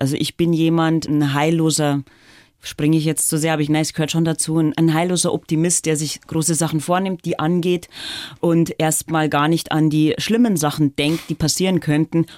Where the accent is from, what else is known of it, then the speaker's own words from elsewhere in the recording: Dorfen, Bavaria, Germany; accent: Lower Bavarian; also born or lived in Landshut; Also ich bin sozusagen in Oberbayern aufgewachsen